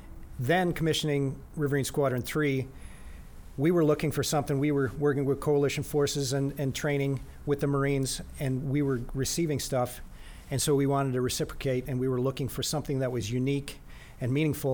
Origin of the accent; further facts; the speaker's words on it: Eau Claire, Wisconsin, United States; Eau Claire, Wisconsin. Midwest, central Wisconsin.